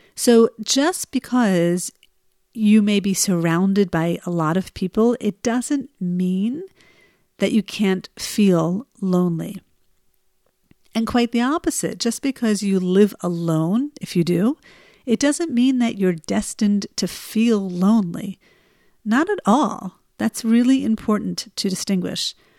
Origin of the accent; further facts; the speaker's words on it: New Jersey, United States; now in Israel; the winter here in Israel is nothing like the winters I grew up with in New Jersey